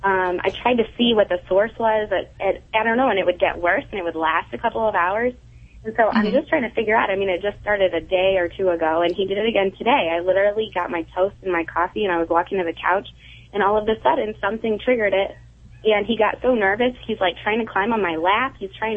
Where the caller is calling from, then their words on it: Granger, Indiana, United States; Granger, Indiana.